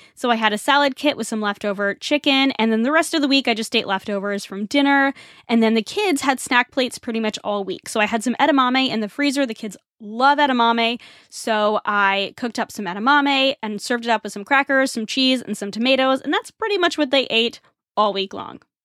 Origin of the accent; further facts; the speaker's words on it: Northeast, United States; I grew up in the Northeast and we have a huge Irish population